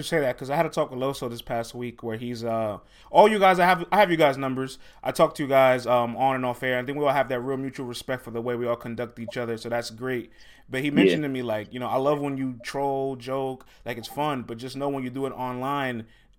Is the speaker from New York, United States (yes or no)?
yes; New York City, New York, United States; I'm from the Bronx.